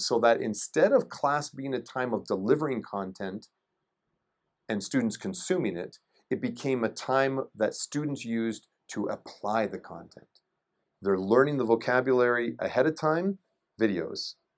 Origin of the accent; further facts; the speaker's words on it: Shelburne, Ontario, Canada; moved away; I'm from a little town called Shelburne, Ontario, and it's about an hour and a half north of Toronto